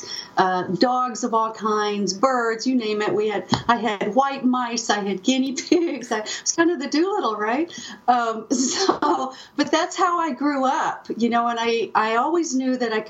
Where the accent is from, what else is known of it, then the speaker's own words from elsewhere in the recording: Austin, Texas, United States; I was a lonely, only child growing up outside Austin, Texas, overlooking Lake Travis.